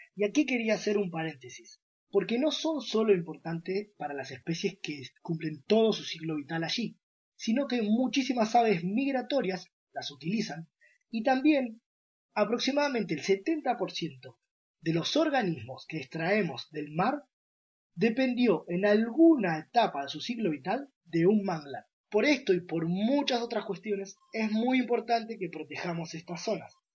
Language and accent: Spanish; Buenos Aires, Argentina; soy de Buenos Aires, Argentina